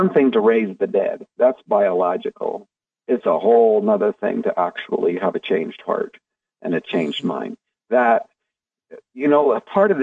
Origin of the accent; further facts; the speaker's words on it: Canada; I'm a Canadian